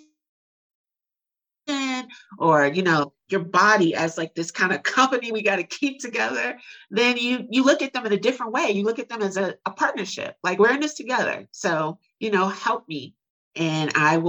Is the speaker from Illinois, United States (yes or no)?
yes; Chicago, Illinois, United States; moved away as an adult; now in Houston, United States; I grew up really poor in Chicago.